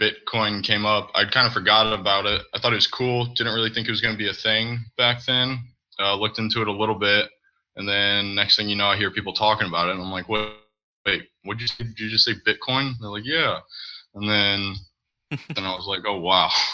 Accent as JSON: {"language": "English", "town": "St. Louis", "region": "Missouri", "country": "United States", "said": "I'm from Missouri, St. Louis area."}